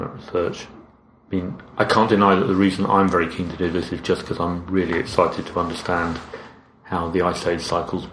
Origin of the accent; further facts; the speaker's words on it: London, United Kingdom; moved away as an adult; also born or lived in Cambridge; now in Royston, United Kingdom; So I grew up in outer London, the London suburbs.